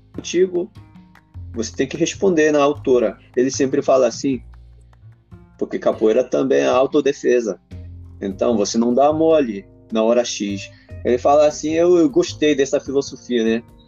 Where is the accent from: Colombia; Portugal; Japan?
Japan; Portuguese is a second language; moved away; also born or lived in Brazil; o povo japonês